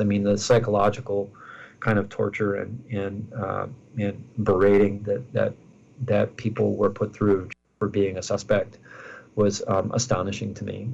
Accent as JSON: {"language": "English", "town": "Minneapolis", "region": "Minnesota", "country": "United States", "tie": "born or raised there", "said": "my hometown of Minneapolis"}